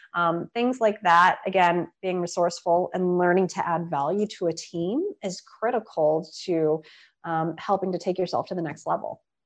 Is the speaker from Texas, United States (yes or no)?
yes; Austin, Texas, United States; now in Washington, DC, United States; I had incredible meetings with folks in Austin. And um, yes, being my hometown